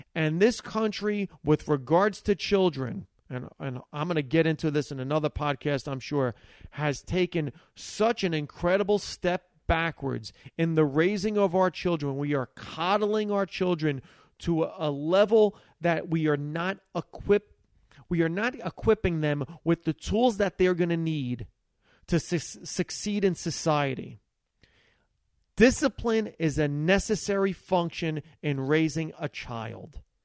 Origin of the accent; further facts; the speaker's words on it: Hackensack, New Jersey, United States; first language Italian; English is a second language; growing up in Hackensack, New Jersey, was the fact that we were Italian immigrants